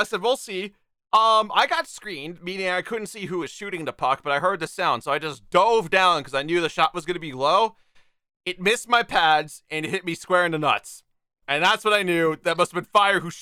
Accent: United States; I'm American

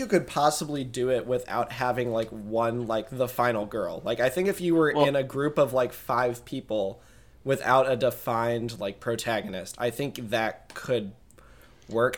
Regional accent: Midwest, United States; we're from the Midwest?

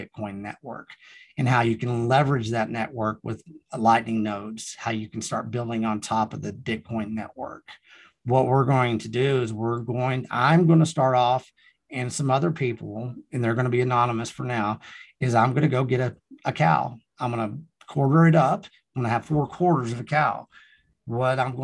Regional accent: Texas Panhandle, United States; also born or lived in Austin, Texas; I came back to the Texas Panhandle from Austin for certain reasons

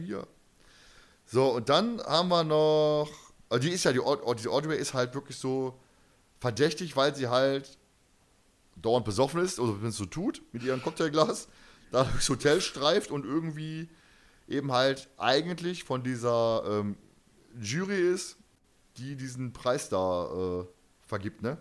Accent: Germany; Ich bin Deutscher

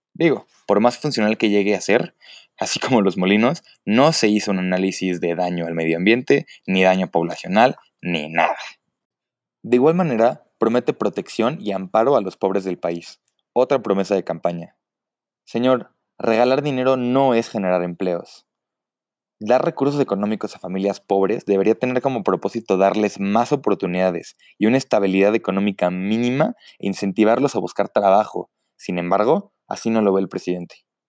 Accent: Mexico; como mexicano

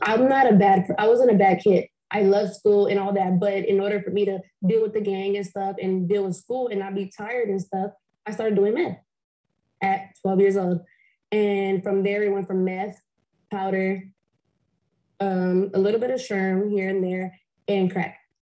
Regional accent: Compton, California, United States; also born or lived in Fontana, California; I am from Compton, California. I grew up in off of Bradfield and Rosecrans.

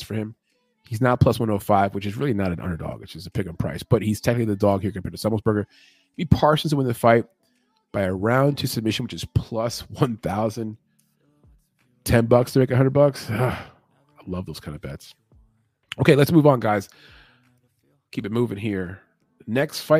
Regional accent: Puerto Rico; I'm from Puerto Rico

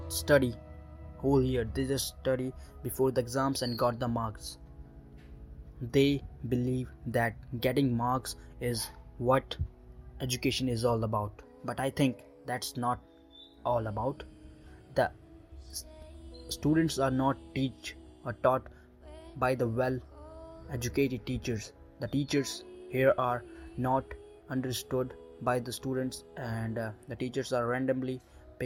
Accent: India; I'm from India right now, 18 years old and doing my graduation

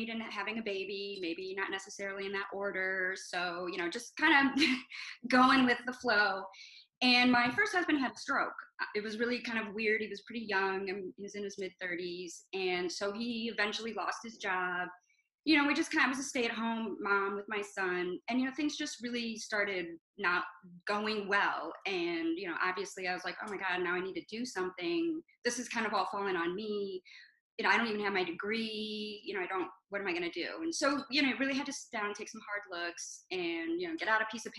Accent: Toledo, Ohio, United States; moved away as an adult; I'm originally from Toledo, Ohio, which is about 35 minutes south of Detroit

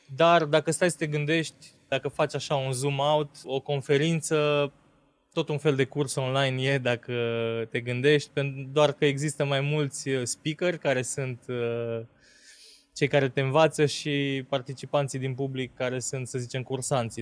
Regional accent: Transylvania, Romania; noi suntem ardeleni și vorbim încet.

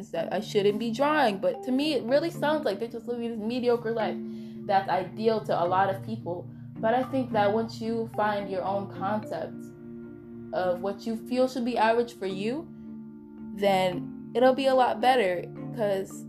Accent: United States; I'm American

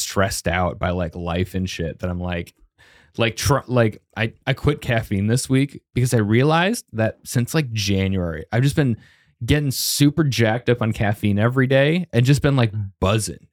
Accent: Arvada, Colorado, United States; moved away as an adult; also born or lived in Boulder, Colorado; I'm from Arvada, but that is, like, twenty minutes south of Boulder, and I lived in Boulder

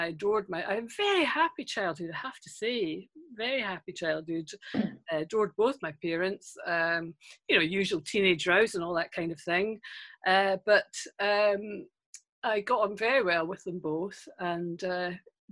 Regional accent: Castle Douglas, Scotland, United Kingdom; also born or lived in Cologne, Germany / Hamburg, Germany; I came back to Scotland and grew up in Castle Douglas, if you've heard of Castle Douglas, down in the southwest in Kirkcudbrightshire.

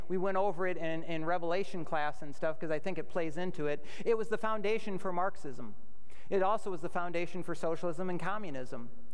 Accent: United States; we as American Christian citizens

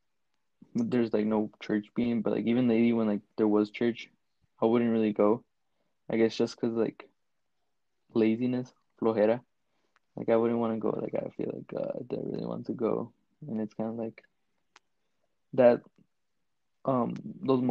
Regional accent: Chicago, Illinois, United States; I was born and raised in Chicago

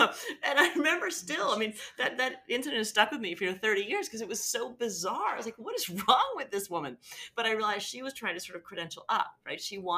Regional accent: North Carolina, United States; the accents I grew up hearing in North Carolina set my relatives at a disadvantage

